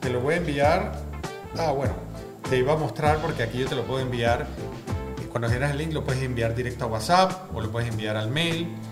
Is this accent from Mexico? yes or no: no; Panama; somos todos panameños